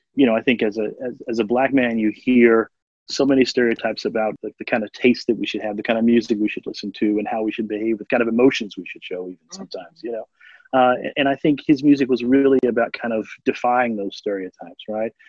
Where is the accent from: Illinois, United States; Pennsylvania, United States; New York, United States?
Pennsylvania, United States; Philadelphia; growing up in Philadelphia in a high poverty, high crime area